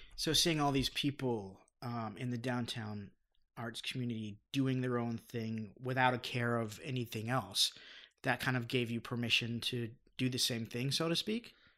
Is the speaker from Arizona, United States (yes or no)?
yes; Phoenix, Arizona, United States; moved away as an adult; also born or lived in Los Angeles; I grew up in the West Valley. I went to Greenway High School